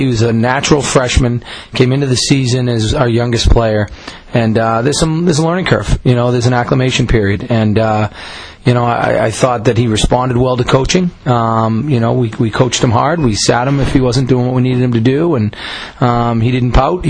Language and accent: English; Missouri, United States; I'm from Missouri. That's the show me state